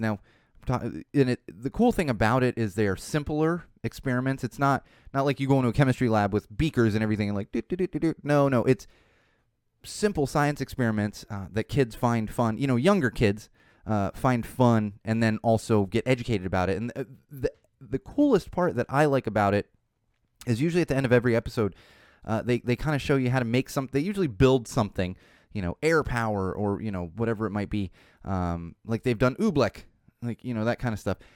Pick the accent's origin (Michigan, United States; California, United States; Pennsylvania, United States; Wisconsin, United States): California, United States; San Diego; from San Diego where I grew up as a teenager